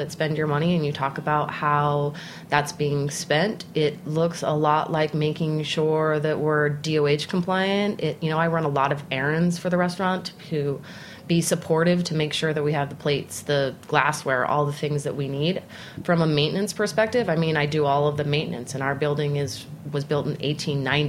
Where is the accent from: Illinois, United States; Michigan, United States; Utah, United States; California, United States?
Utah, United States; Salt Lake City; moved away as an adult; now in New York City, United States; growing up in Salt Lake City.